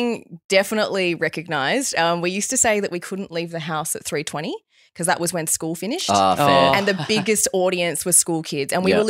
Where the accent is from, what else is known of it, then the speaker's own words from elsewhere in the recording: Bali, Indonesia; I grew up in Bali. Dad's Balinese. You know, yeah, mum homeschooled me, met you in Bali.